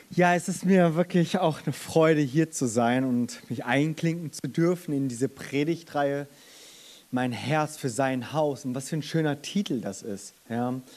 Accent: Germany; Ich bin in Deutschland geboren und aufgewachsen, bin aber habe meine Wurzeln in Korea

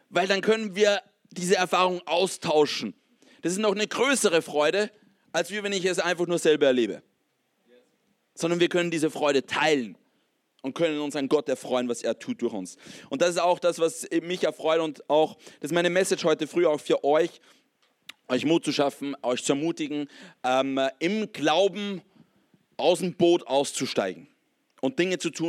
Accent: Austria; ich komme aus, aus einem Kontext in Österreich, wo es eigentlich katholisch ähm, geprägt ist. Ich habe in meiner Kindheit viel von Jesus mehr oder weniger gehört.

